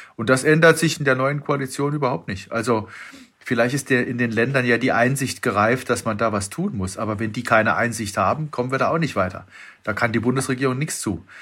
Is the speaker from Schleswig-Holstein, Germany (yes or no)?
no; Freiburg im Breisgau, Baden-Württemberg, Germany; bin ich da als Freiburger